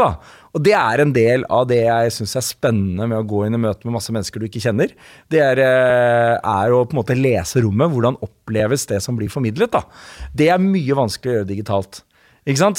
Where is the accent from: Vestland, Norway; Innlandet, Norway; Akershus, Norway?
Akershus, Norway; Slemmestad; Min pappa og jeg er fra Slemmestad